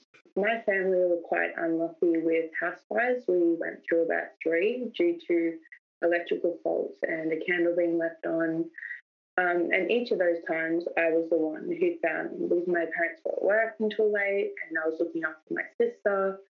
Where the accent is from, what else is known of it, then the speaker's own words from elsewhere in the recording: New South Wales, Australia; born there; now in Melbourne, Australia; I was born in New South Wales.